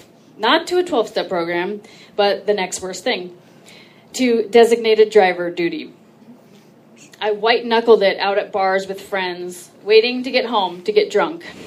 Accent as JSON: {"language": "English", "area": "Orange County", "region": "California", "country": "United States", "said": "I'm from Orange County"}